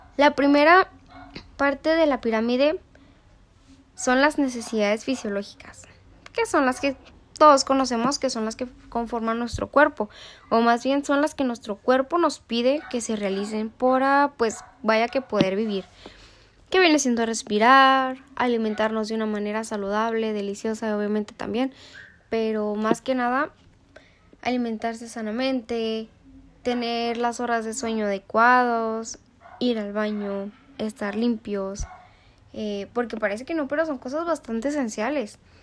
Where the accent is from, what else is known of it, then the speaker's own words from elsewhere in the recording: Mexico; como mexicana yo lo adapto